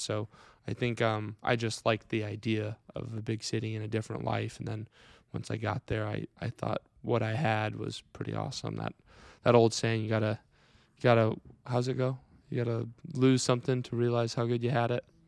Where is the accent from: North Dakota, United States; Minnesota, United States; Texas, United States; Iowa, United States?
Iowa, United States; Clarion; born and raised here in, uh, Wright County, Clarion Grad